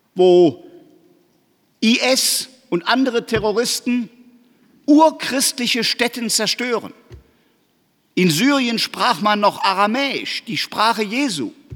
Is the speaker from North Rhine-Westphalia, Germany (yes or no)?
yes; Aachen, North Rhine-Westphalia, Germany; ich weiß das als Aachener